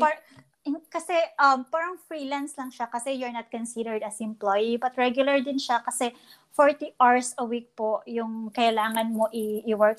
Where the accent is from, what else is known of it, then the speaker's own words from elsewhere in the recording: Bohol, Central Visayas, Philippines; moved away as an adult; also born or lived in Cebu; now in Toronto, Canada; so I'm a Boholano. I was born and I started in Bohol